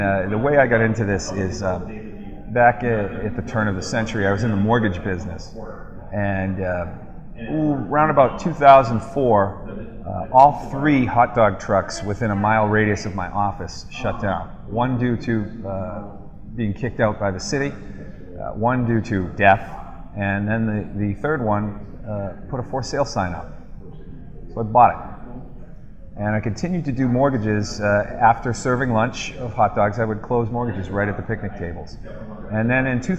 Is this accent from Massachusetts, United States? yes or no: yes; Boston, Massachusetts, United States; I'm from the Boston area